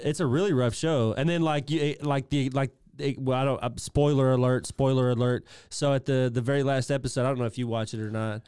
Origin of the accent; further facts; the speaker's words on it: England, United Kingdom; me being English